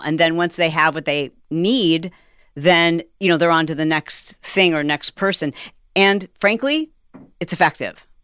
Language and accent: English; Michigan, United States; We're both from Michigan